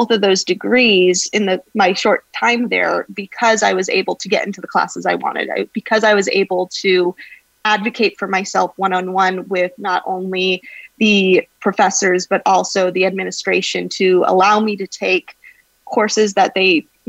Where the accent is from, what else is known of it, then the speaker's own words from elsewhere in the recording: Idyllwild, California, United States; also born or lived in Hemet, California; I come from a very small mountain community in Southern California called Idyllwild, California. Mm-hmm. And I grew up there for the majority of my life, but went to high school in Hemet, California.